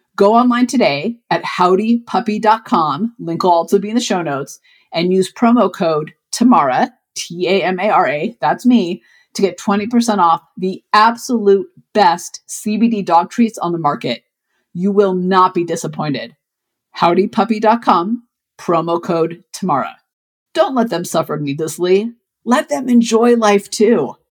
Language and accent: English; Colorado, United States; I'm from Colorado and I train a lot in the hills in Colorado and New Mexico.